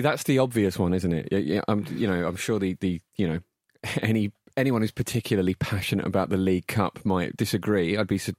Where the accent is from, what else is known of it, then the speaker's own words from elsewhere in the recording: Barking, London, United Kingdom; I was born in Barking Hospital